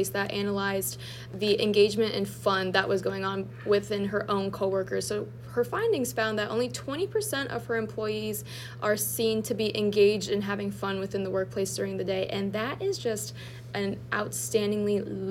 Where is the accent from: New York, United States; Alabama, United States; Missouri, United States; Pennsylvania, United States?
Pennsylvania, United States; Erie; moved away; I'm originally from Erie, Pennsylvania